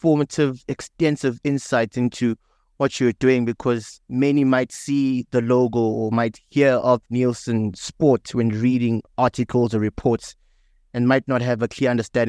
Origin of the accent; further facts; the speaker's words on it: South Africa; myself and you being South African